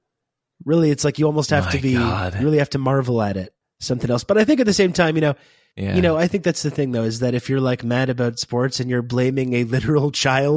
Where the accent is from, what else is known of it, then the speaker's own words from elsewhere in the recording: Eastern Ontario, Canada; I grew up in Eastern Ontario, Canada, which is basically Ohio in any ways